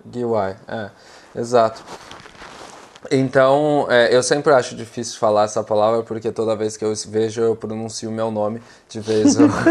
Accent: São Paulo, Brazil; moved away as an adult; now in Utrecht, Netherlands; eu sou originalmente de São Paulo e hoje eu estou morando aqui em Utrecht

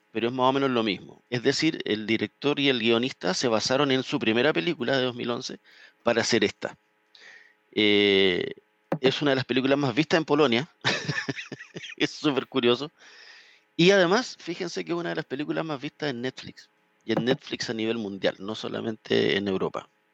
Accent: Chile; uno como chileno

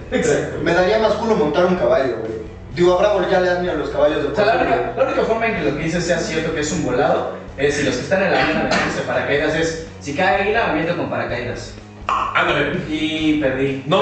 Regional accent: Mexico; Güey, es porque somos mexicanos, a la verga, somos indestructibles.

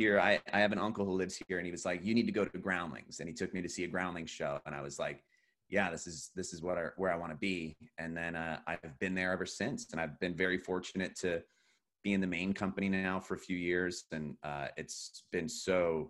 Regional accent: New Jersey, United States; also born or lived in Pennsylvania; So that's how I was born in Pennsylvania, but then he got stationed on the Jersey Shore. And that's when my brother and I got into like actual like first grade and beyond

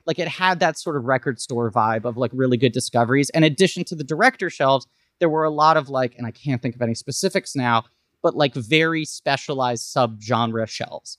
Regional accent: New York City, New York, United States; I grew up in New York City

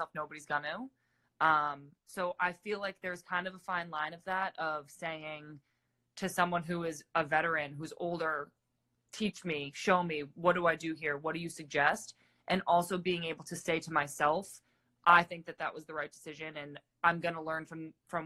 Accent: Massachusetts, United States; moved away as an adult; also born or lived in California; I'm from Massachusetts

